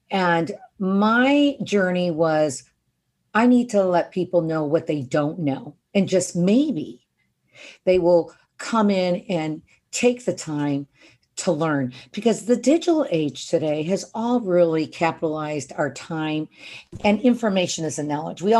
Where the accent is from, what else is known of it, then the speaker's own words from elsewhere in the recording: Detroit, Michigan, United States; moved away as an adult; I mean, I came out here from Detroit 35 years ago and I started with 50 bucks a month.